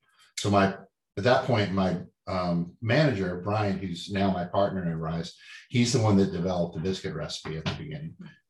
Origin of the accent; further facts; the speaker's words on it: Dallas, Texas, United States; But I grew up in Dallas on biscuits and gravy.